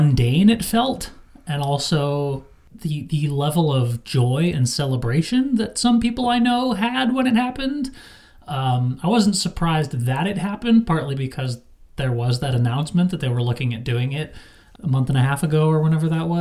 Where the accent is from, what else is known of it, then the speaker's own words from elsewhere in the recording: Wisconsin, United States; my home state of Wisconsin